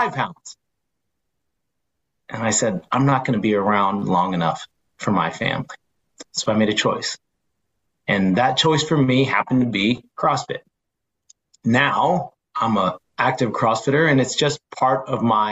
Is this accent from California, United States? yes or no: yes; San Francisco Bay Area, California, United States; I say, oh, San Francisco Bay Area